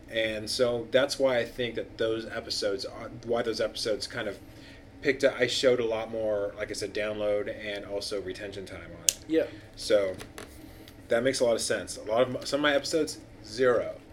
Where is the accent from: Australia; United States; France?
United States; California; So yeah, we grew up